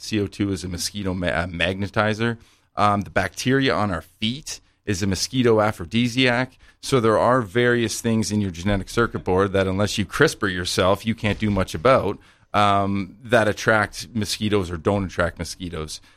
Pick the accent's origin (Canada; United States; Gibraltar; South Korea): Canada; I'm a small town Canadian boy